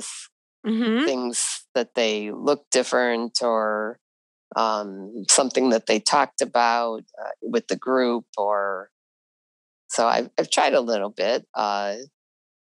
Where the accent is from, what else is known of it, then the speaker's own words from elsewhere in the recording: Chicago, Illinois, United States; I grew up in Chicago